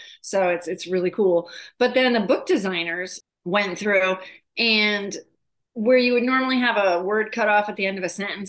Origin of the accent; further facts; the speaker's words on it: New England, United States; now in Arizona, United States; So summer vacations were Cape Cod, Nova Scotia, Maine, Martha's Vineyard, Block Island.